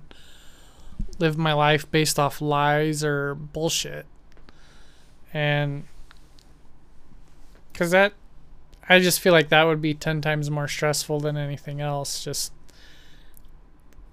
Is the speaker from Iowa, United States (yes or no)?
no; Idaho, United States; growing up in Idaho, more conservative, Republican